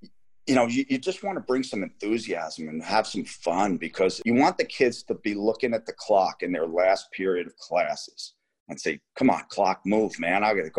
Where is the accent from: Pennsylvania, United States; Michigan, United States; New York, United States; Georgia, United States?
New York, United States; Garden City; now in Dallas, United States; I grew up in Garden City, New York, which is almost 100% white.